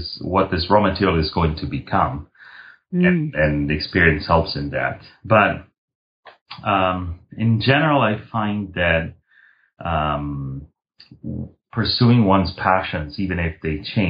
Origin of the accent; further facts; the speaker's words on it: Milan, Lombardy, Italy; I was born and raised in Milan